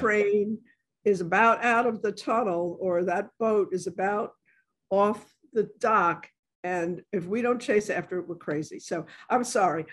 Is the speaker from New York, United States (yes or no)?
yes; New York City, New York, United States; I grew up in the South Bronx